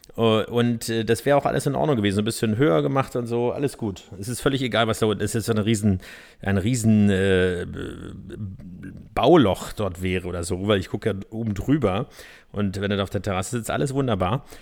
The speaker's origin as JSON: {"language": "German", "region": "Berlin", "country": "Germany", "tie": "born or raised there", "said": "Ich bin zwar im Norden, in Pankow geboren"}